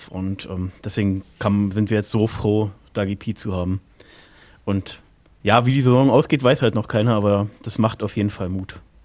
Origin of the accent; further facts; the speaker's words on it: Berlin, Germany; Ich komme aus Berlin